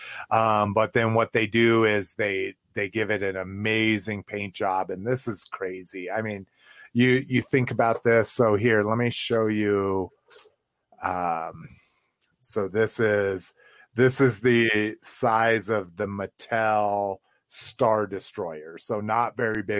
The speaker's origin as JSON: {"language": "English", "country": "Mexico", "tie": "born or raised there", "said": "growing up in Mexico"}